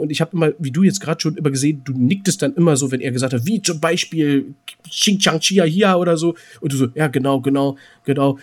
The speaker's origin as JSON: {"language": "German", "region": "Berlin", "country": "Germany", "said": "als Berliner"}